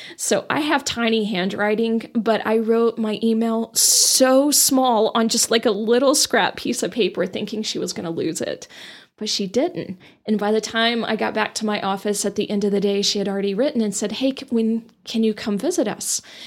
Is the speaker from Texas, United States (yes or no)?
yes; Amarillo, Texas, United States; also born or lived in Dallas; I grew up in Amarillo